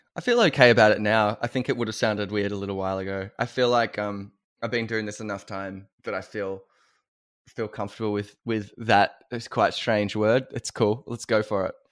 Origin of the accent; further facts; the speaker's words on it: Australia; as an Australian